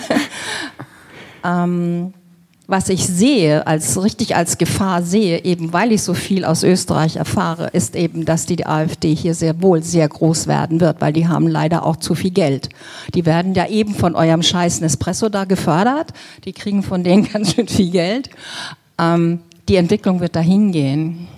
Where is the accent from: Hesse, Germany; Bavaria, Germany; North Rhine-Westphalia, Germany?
Bavaria, Germany; Also ich komme aus Bayern